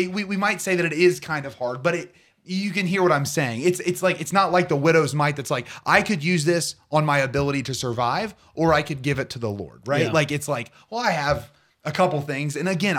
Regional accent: Portsmouth, Ohio, United States; I am from Portsmouth, Ohio, born and raised.

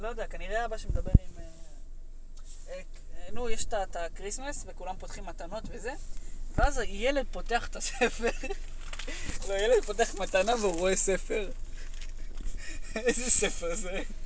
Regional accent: Israel; accent: Israeli; יש לי כאילו מבטא של ישראלי מסריח

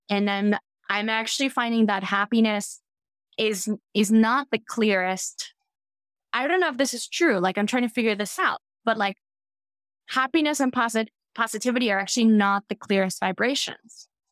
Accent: Cuba; I'm from Cuba

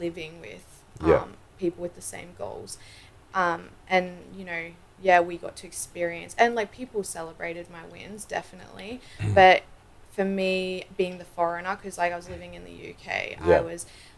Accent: Australia; I'm Australian

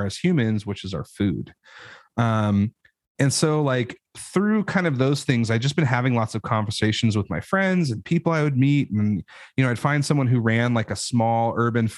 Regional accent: Idaho, United States; I know I'm from Idaho, but like, that is not, I grew up in an apartment.

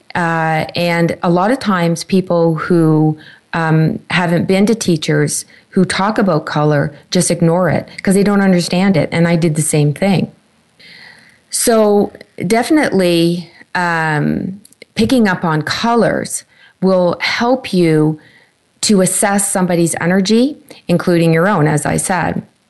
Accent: Canada; my home country, Canada

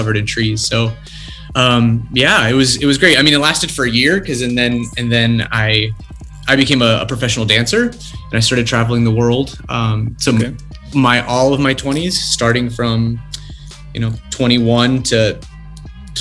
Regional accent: West Palm Beach, Florida, United States; And I grew up in Florida. I grew up in West Palm Beach

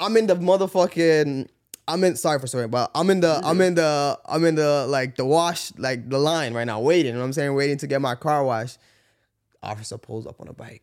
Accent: Canada; I'm from Canada

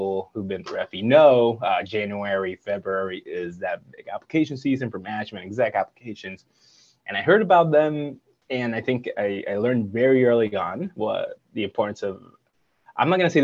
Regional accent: Puerto Rico; moved away; I'm from Puerto Rico, born and raised

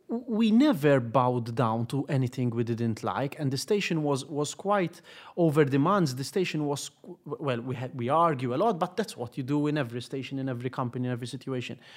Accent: Gozo, Malta; I just was born on the island by chance.

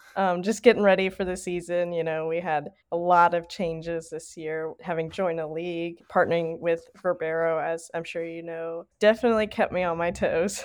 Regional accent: Tennessee, United States; I'm from Tennessee

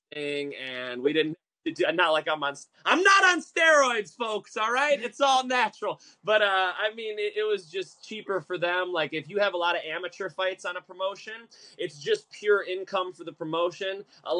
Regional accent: Chicago, Illinois, United States; moved away as an adult; now in Huntington Beach, United States; I'm from Chicago. So when I moved here 4 years ago, I knew for sure I wanted to coach at UFC gym

